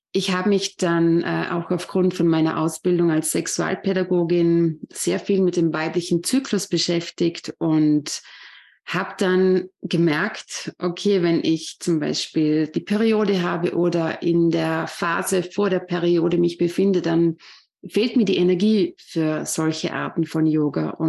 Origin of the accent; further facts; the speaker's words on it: Vorarlberg, Austria; Ja, ich bin …, ich komme aus Vorarlberg, aus Österreich und ich bin 36 Jahre alt.